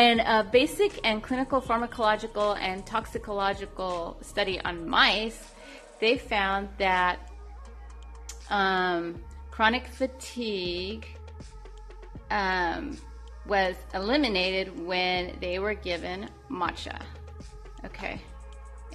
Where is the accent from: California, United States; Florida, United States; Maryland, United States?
California, United States; I am from California